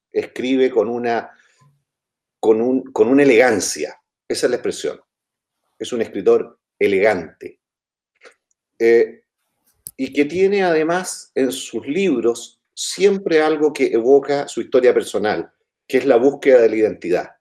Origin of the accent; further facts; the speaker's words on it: Chile; cómo somos los chilenos